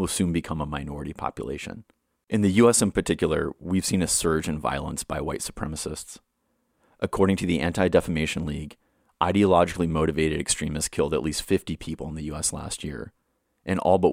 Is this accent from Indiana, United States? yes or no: yes; Indiana, United States; My home state of Indiana